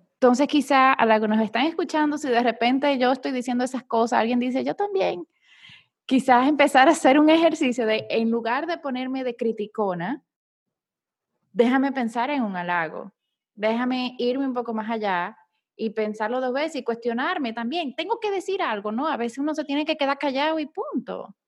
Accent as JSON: {"language": "Spanish", "country": "Dominican Republic", "moved": "yes", "lives_now": "Panama", "said": "yo soy dominicana viviendo en Panamá"}